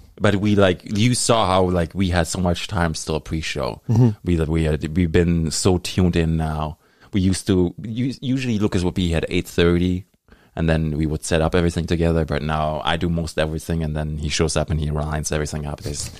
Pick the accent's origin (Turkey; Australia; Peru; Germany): Germany; English is a second language; now in Canada; I grew up in Germany. There was always this big rival against the Italian soccer team and the German soccer team.